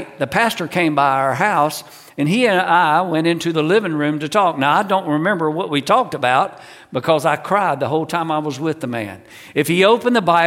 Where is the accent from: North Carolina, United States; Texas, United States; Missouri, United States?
North Carolina, United States; I grew up in North Carolina, right in the center of the state.